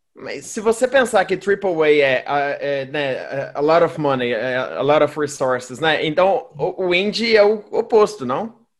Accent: Minas Gerais, Brazil; Eu sou mineiro

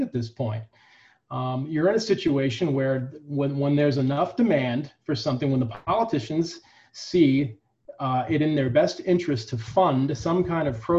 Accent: United States; I'm an American

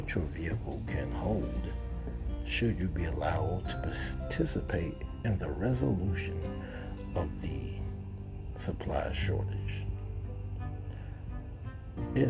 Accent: United States; I am an American. I love being American

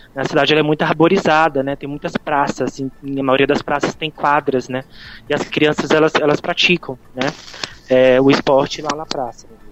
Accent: Brazil; moved away; nós somos brasileiros

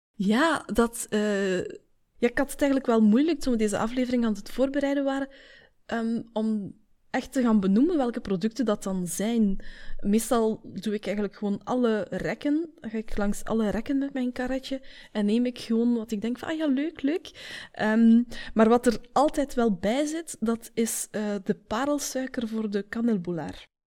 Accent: Belgium; Wij zeggen daar muizenstrontjes tegen

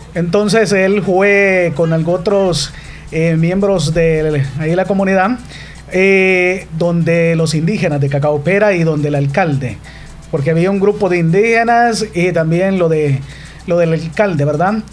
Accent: Corinto, Morazán, El Salvador; Soy originario del caserío Llano Grande que pertenece al cantón Corralito del municipio de Corinto, en Morazán.

